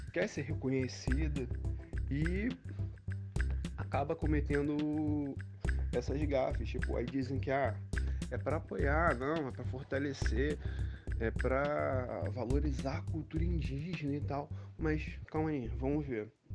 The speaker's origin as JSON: {"language": "Portuguese", "region": "Rio de Janeiro", "country": "Brazil", "tie": "born or raised there", "said": "eu nasci no Rio de Janeiro"}